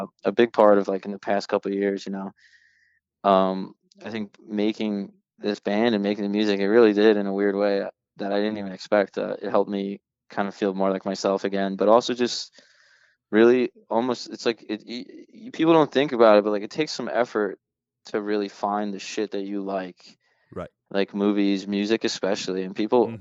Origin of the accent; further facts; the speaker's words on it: United States; as an American and as a voter